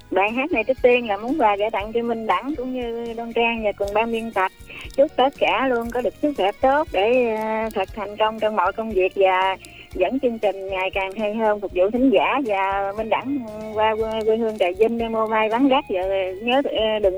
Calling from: Bến Tre, Vietnam; đến từ Bến Tre, … này.

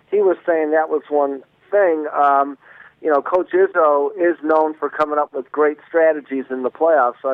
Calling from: Walled Lake, Michigan, United States; I'm calling from the Walled Lake area.

